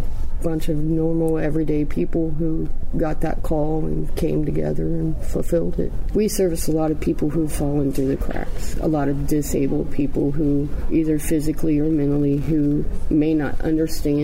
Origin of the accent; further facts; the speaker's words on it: West Carrollton, Ohio, United States; West Carrollton, Ohio